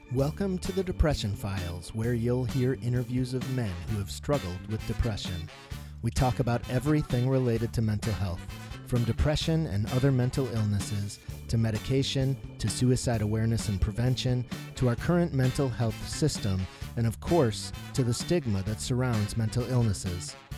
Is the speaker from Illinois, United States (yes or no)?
yes; Skokie, Illinois, United States; now in Minneapolis, United States; I was born in Skokie Valley Hospital in oh Skokie, oh Illinois.